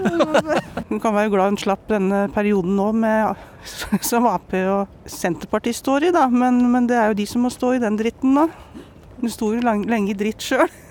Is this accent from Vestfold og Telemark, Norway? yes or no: no; Bergen, Vestland, Norway; jeg er kanskje direkte og litt sånn høyrøstet som bergenser er